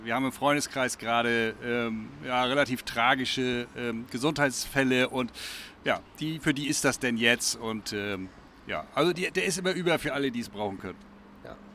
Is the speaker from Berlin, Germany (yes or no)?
no; Flensburg, Schleswig-Holstein, Germany; moved away as an adult; also born or lived in Kiel; now in Altenholz, Germany; Ich bin ja gebürtiger Flensburger. Äh, ich bin ja in Flensburg groß geworden äh, und bin ja erst studienbedingt nach, nach Kiel gekommen.